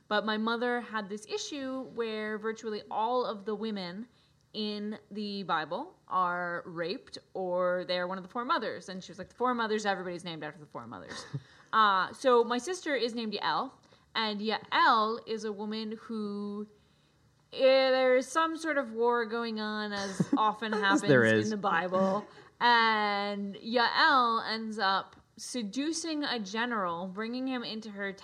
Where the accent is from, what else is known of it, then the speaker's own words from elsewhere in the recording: Pennsylvania, United States; I grew up in Pennsylvania